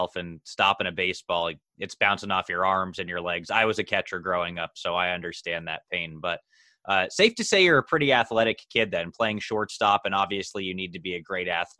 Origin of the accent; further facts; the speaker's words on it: United States; as an American myself